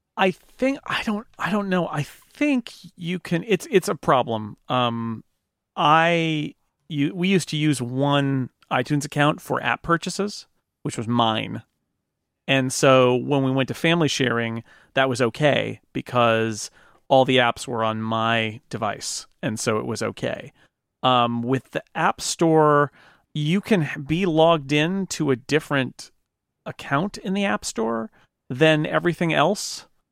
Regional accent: United States; I'm an American

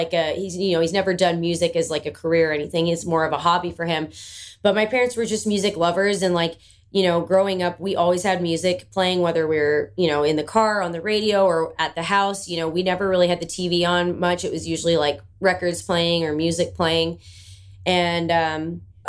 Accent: Bowmanville, Ontario, Canada; moved away as an adult; now in Nashville, United States; I'm from Bowmanville, Ontario. It's a small town just east

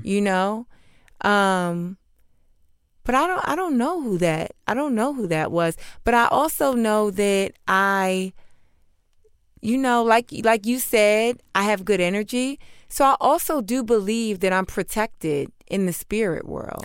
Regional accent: New York City, New York, United States; I grew up in New York City

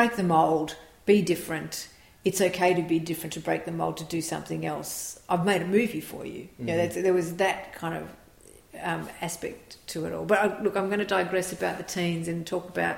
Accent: Australia; we are a very suburban culture. You're in the suburbs, you're in those schools, and it very much related to our lives as Australian suburban kids

